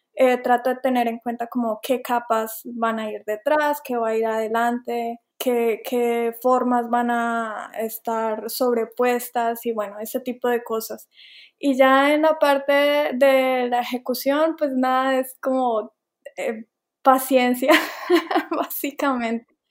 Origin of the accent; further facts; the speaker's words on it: Colombia; moved away as an adult; also born or lived in Bogotá / Savannah, United States; now in United States; yo soy colombiana